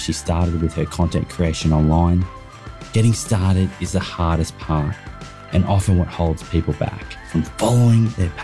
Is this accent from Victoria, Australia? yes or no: no; Sydney, New South Wales, Australia; I am from Bondi in Sydney.